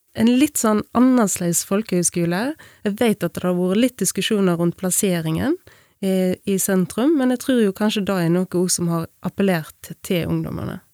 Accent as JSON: {"language": "Norwegian", "town": "Bømlo", "region": "Vestland", "country": "Norway", "tie": "born or raised there", "also_born_or_lived": "Bergen", "moved": "as an adult", "said": "jeg kommer fra Bømlo. Vokste opp på en liten gard på Laurhamar"}